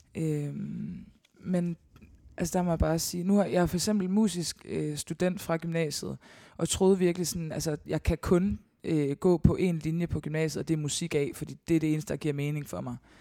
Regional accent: Årstrup, North Denmark Region, Denmark; Jeg er opvokset langt uden for Støvring, i en lille, lille flække, der hedder Årstrup

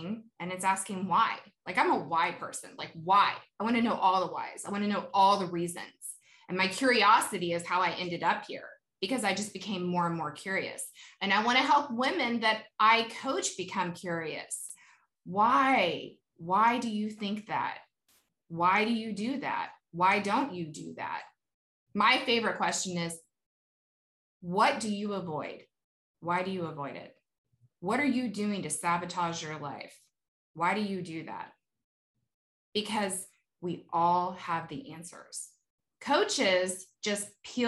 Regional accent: Kentucky, United States; I was born in Kentucky

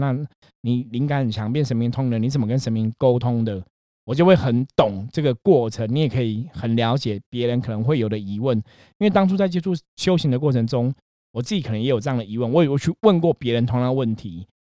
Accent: Taiwan; 我们今天在台湾的这个社会

